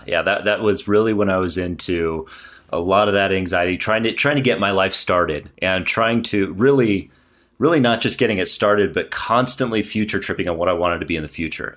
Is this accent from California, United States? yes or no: yes; San Clemente, California, United States; moved away as an adult; now in Broomfield, United States; I came from San Clemente down in Southern California, uh, way down by the beach. And I lived there my whole life